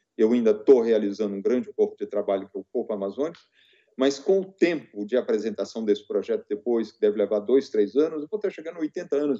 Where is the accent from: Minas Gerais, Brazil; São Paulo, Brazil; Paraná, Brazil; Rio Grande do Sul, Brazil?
Minas Gerais, Brazil; Rio Doce Valley; eu sou do Vale do Rio Doce.